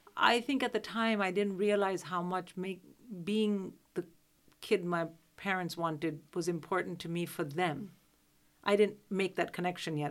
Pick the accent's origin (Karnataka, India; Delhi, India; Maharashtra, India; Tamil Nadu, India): Delhi, India; moved away as an adult; now in United Kingdom; I'm from Delhi